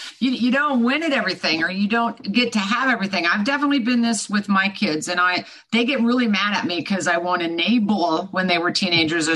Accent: Kansas, United States; I was born and raised in Kansas

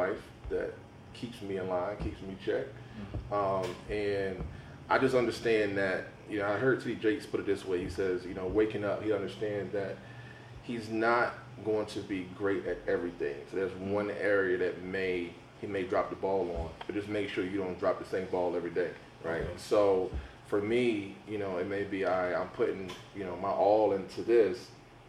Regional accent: Saratoga, United States; I was born and raised in Saratoga

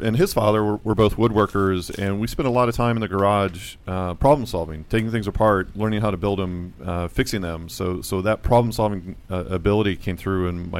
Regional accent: Virginia Beach, Virginia, United States; Virginia Beach.

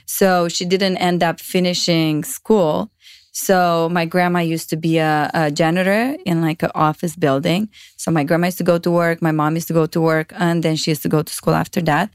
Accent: Romania; English is a second language; moved away as an adult; now in United States; I grew up in Romania. I moved in the States only when I was twenty-one.

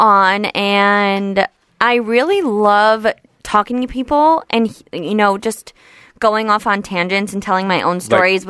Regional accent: Livingston, New Jersey, United States; New Jersey.

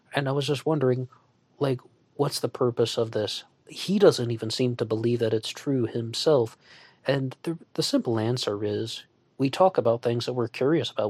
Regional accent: United States; as an American

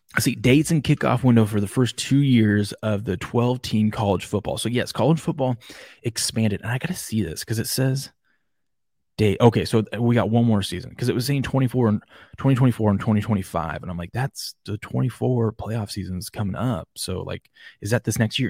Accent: Washington, United States; I'm from Washington State

